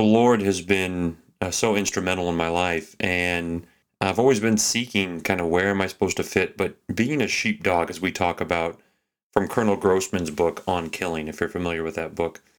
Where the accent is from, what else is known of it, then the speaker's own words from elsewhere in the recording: Texas, United States; now in Anchorage, United States; I grew up in Texas